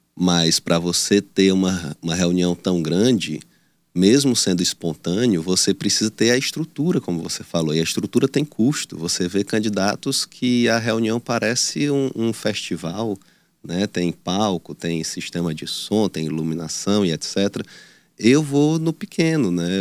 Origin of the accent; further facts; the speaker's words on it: Teresina, Piauí, Brazil; eu sou aqui de Teresina, nasci em Teresina, na, na Dona Evangelina Rosa, mas minha família parte é de Batalha, outra parte de Piracuruca